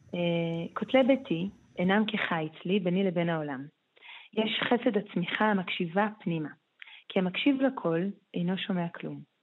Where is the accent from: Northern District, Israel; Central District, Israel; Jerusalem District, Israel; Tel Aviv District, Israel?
Jerusalem District, Israel; Jerusalem; ואני אומרת את זה בתור ירושלמית